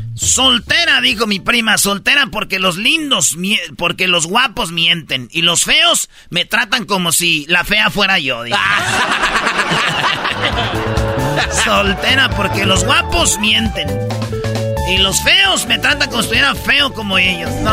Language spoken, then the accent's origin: Spanish; Mexico; nosotros somos mexicanos